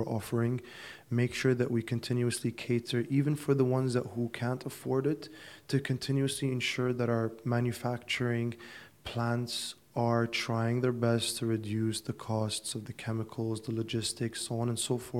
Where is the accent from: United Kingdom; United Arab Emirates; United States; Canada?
United Arab Emirates; Abu Dhabi; also born or lived in Dubai; Born and raised in Abu Dhabi